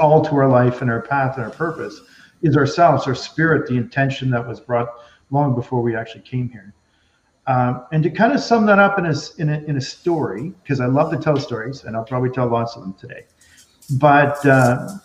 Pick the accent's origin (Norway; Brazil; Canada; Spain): Canada; Nova Scotia; also born or lived in Calgary, Alberta